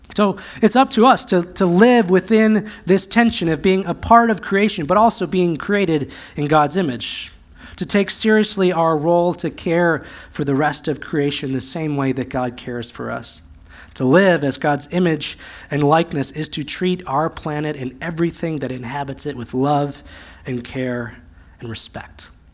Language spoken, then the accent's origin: English; United States; also born or lived in Central Oregon; As American evangelicals